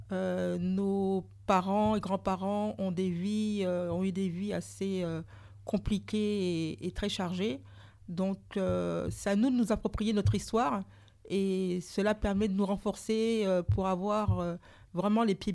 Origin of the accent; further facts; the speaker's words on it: Martinique; je suis martiniquaise.